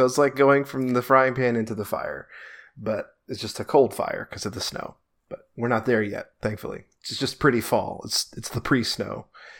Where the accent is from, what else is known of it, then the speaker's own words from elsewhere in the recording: Long Island, New York, United States; So, I guess I was born and raised in Long Island, so I left New York, and then now I've returned to New York after a 13-year hiatus